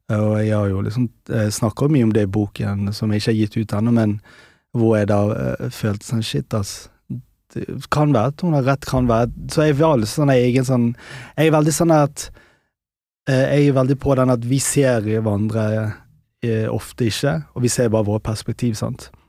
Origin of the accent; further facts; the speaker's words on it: Pakistan; born there; Nei, altså- jeg er født i Pakistan.